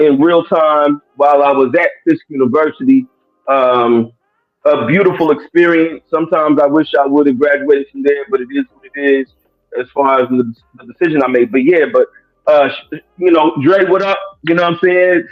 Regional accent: Lexington, Kentucky, United States; I hail from Lexington, Kentucky. Area code 859.

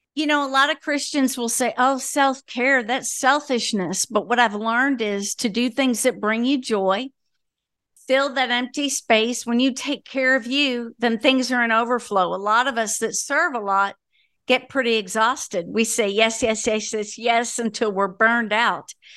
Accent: Floyds Knobs, Indiana, United States; now in Birmingham, United States; Floyd's Knobs, Indiana

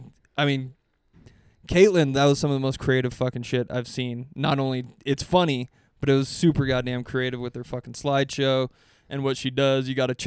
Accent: Boise, Idaho, United States; moved away; my hometown in Boise

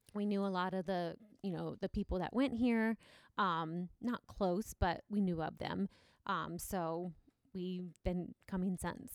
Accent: Galion, Ohio, United States; growing up in Gallion, it's not very, very diverse

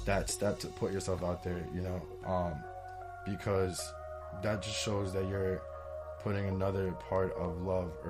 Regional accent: West Hempstead, New York, United States; now in Hicksville, United States; I'm from West Hempstead. I moved over to Hicksville.

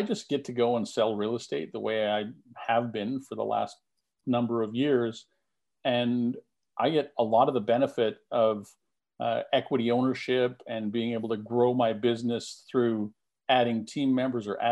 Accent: Canada; I'm a Canadian

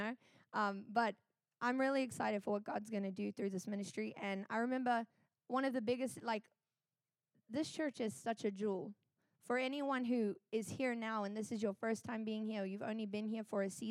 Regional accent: South Africa; moved away as an adult; I'm from South Africa

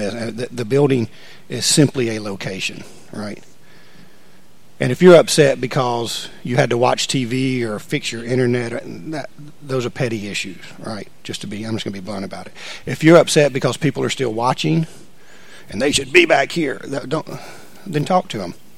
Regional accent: United States; I'm an American

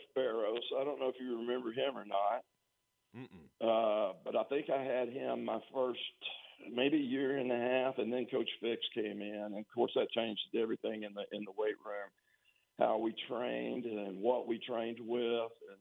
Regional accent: Tyler, Texas, United States; I came from Tyler Lee, and all we had was like a universal gym in the middle of the locker room

